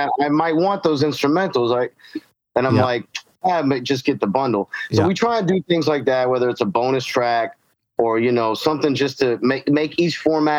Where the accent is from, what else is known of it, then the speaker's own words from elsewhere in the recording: Jacksonville, Florida, United States; I grew up in Jacksonville, Florida, which is Northeast Florida. For those unfamiliar with Florida, it's not really Florida that you see on the news.